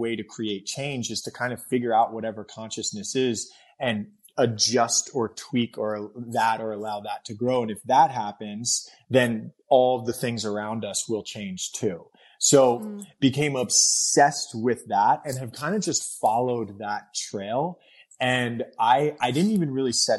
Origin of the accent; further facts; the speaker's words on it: New York City, New York, United States; moved away; I grew up in Brooklyn. So I was born and raised in Fort Greene, Brooklyn